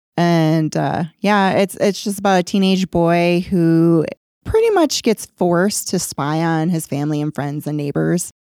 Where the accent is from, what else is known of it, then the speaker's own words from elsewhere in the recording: Rochester, New York, United States; moved away; my hometown, Rochester